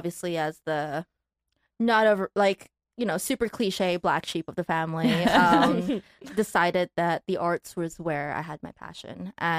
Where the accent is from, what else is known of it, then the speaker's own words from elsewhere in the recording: Malaysia; moved away as an adult; also born or lived in Taiwan; now in Los Angeles, United States; Yeah, I was born in Taiwan, grew up in Malaysia, and then moved to the U.S. about 5 years ago to go to NYU.